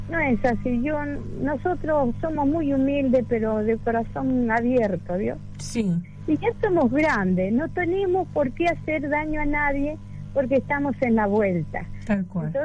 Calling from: Villa Larca, San Luis, Argentina; Yo estoy en la provincia de San Luis, en un pueblito que se llama Villa Larca. está retirado de la ciudad de San Luis.

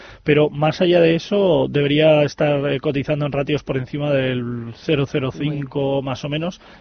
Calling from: Alicante, Valencian Community, Spain; Buenos días … de Alicante

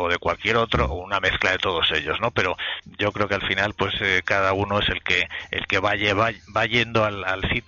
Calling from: Valencia, Valencian Community, Spain; de Valencia.

